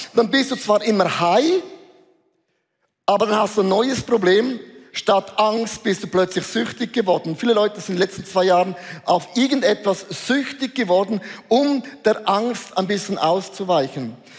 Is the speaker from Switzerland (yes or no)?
yes; Switzerland